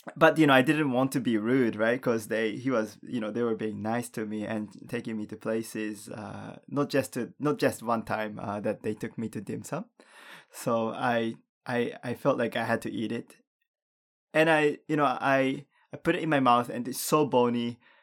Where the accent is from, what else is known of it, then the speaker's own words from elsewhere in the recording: Japan; also born or lived in Canada; growing up in Japan